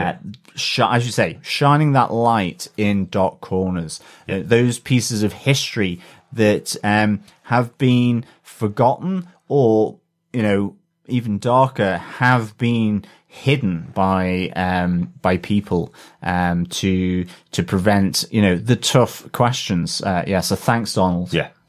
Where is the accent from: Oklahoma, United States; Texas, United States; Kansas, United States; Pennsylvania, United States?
Oklahoma, United States; I'm originally from Oklahoma, and every time I hear about it, I'm freshly disgusted by the racist jerks, past and present.